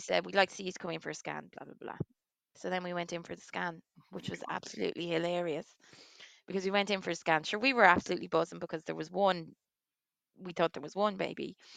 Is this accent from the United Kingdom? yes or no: no; Waterford, Munster, Ireland; now in Leixlip, Ireland; I'm from Waterford.